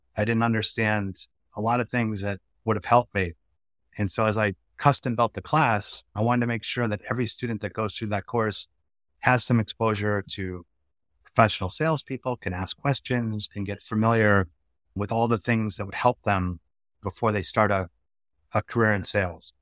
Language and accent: English; Connecticut, United States; moved away as an adult; also born or lived in Washington, D.C. / Western Massachusetts; I grew up in Connecticut